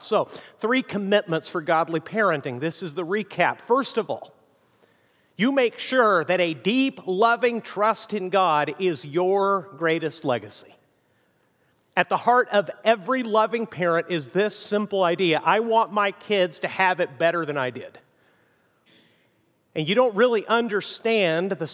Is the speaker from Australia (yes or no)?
no; Mexico; moved away; also born or lived in United States; I grew up in Mexico